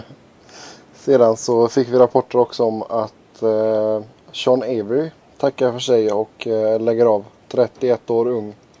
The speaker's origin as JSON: {"language": "Swedish", "town": "Gothenburg", "region": "Västra Götaland", "country": "Sweden", "said": "som göteborgare"}